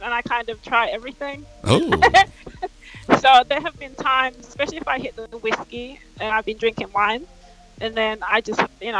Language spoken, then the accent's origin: English; England, United Kingdom; we were pretty English.